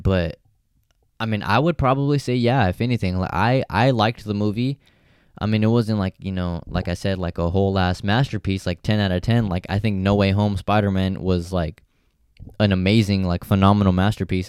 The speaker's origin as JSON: {"language": "English", "town": "Stockton", "region": "California", "country": "United States", "tie": "born or raised there", "said": "I grew up in Stockton"}